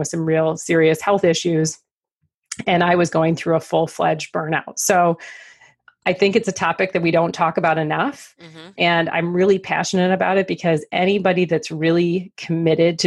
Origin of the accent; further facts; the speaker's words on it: Detroit, Michigan, United States; I'm from Detroit, so we say Laperriere